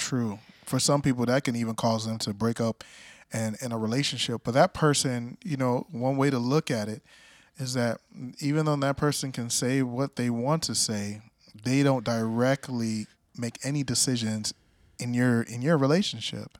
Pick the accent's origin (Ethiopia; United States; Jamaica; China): Jamaica; I'm Jamaican